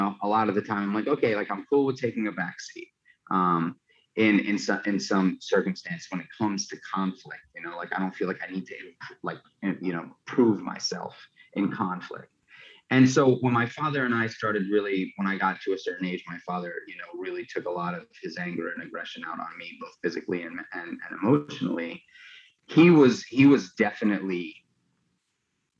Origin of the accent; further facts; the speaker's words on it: New York City, New York, United States; I grew up in New York City